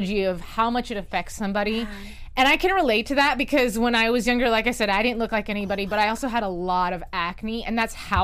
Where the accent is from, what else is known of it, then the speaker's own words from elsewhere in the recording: North Carolina, United States; I grew up in North Carolina